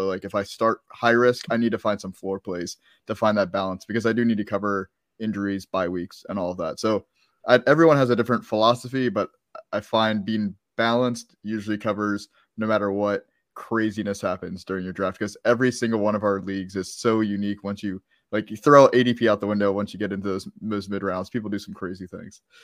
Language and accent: English; Maryland, United States; moved away; I'm from Maryland